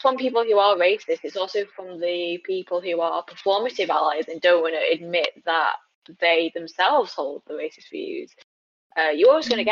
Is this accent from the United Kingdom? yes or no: yes; United Kingdom; also born or lived in China; Britain is my home